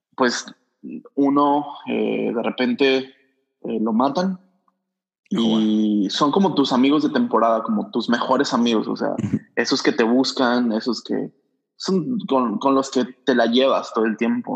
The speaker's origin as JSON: {"language": "Spanish", "region": "Durango", "country": "Mexico", "tie": "born or raised there", "also_born_or_lived": "Dallas / Los Angeles / Ensenada / Mazatlán", "moved": "as an adult", "lives_now": "Monterrey, Mexico", "said": "Yo, yo nací en Durango, Durango. Este, es una ciudad pequeña, un estado grande. Eh, y ahí estuve pues, hasta, los, hasta los 19"}